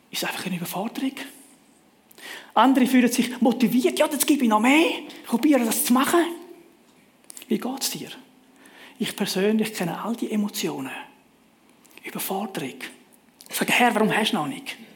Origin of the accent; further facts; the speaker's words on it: Switzerland; Als Schweizer sind wir sehr privilegiert mit einem gut funktionierenden öffentlichen Verkehr.